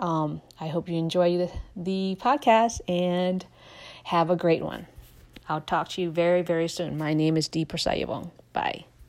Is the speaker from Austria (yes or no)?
no; Laos; now in United States; I am a refugee from Laos.